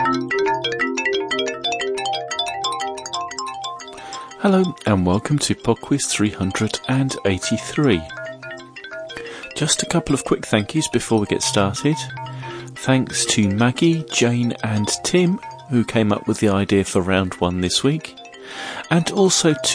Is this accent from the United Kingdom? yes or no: yes; United Kingdom; I'm British